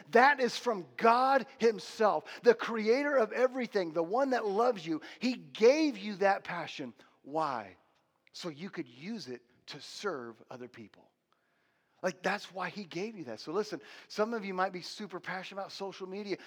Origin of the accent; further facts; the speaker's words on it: United States; I'm an American.